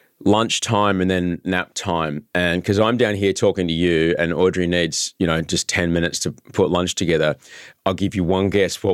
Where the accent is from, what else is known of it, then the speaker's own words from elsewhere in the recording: Brisbane, Queensland, Australia; moved away as an adult; also born or lived in Los Angeles, United States; Yeah, I grew up there. Absolutely. I grew up in Brisbane.